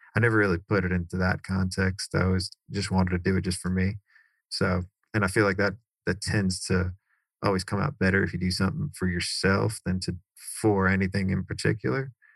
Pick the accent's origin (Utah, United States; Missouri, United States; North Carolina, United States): North Carolina, United States; Cary; also born or lived in New York; My parents moved from New York down to Cary, North